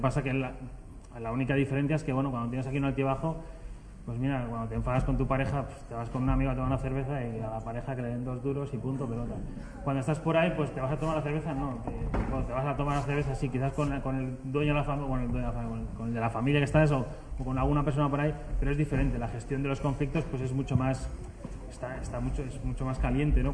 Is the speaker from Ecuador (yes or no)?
no; Basque Country, Spain; yo soy del País Vasco